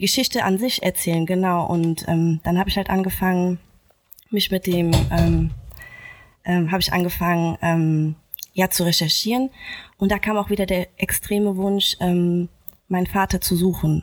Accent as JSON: {"language": "German", "country": "Germany", "tie": "born or raised there", "said": "ich bin in Deutschland geboren und mhm. aufgewachsen"}